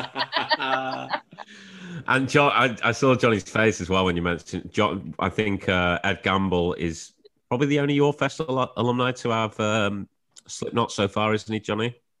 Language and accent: English; Shrewsbury, West Midlands, United Kingdom; I'm actually from Shrewsbury, which is close to uh, like Wrexham, North Wales.